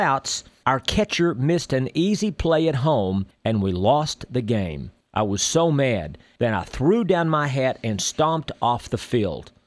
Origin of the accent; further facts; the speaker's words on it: Texas, United States; When I was a boy growing up in Texas